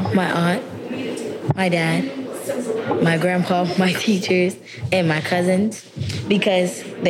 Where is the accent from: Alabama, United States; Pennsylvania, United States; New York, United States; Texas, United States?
New York, United States; I was born in New York.